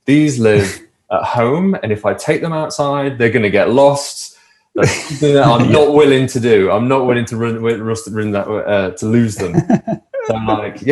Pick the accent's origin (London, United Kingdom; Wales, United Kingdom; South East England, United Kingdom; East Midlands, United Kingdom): East Midlands, United Kingdom; Nottingham / Derbyshire; Seeing as I'm from Nottingham in Derbyshire